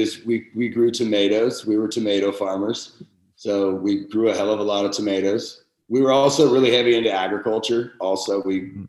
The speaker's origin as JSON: {"language": "English", "area": "Humboldt County", "region": "California", "country": "United States", "tie": "born or raised there", "said": "I lived a little farther out the road from him, just out in Edersburg, back when I was a kid"}